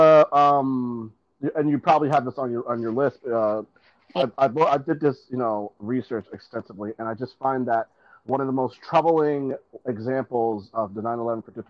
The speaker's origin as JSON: {"language": "English", "region": "New Jersey", "country": "United States", "said": "Elizabeth, as well as myself, is from New Jersey"}